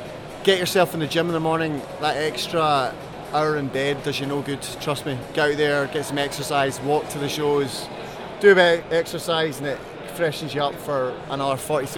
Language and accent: English; Scotland, United Kingdom; despite being a Scotsman